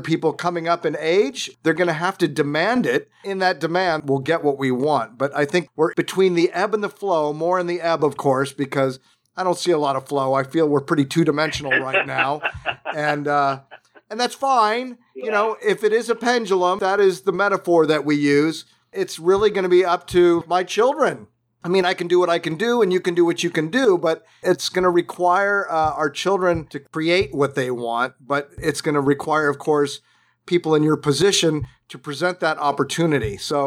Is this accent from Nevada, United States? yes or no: no; Southern California, United States; I grew up in Southern California